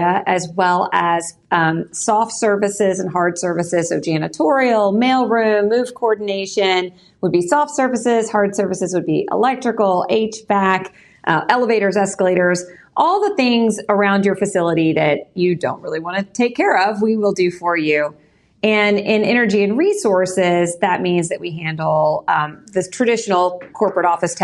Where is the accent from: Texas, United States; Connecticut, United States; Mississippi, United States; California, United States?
Texas, United States; Pasadena; I grew up in Pasadena, Texas, on the southeast side of Houston